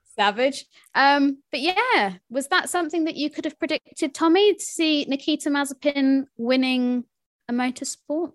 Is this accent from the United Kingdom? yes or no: yes; United Kingdom; I am British